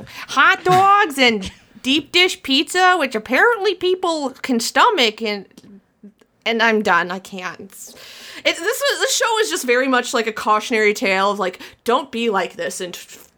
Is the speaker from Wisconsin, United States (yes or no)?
yes; Milwaukee, Wisconsin, United States; moved away; I'm not from Chicago. I'm from Milwaukee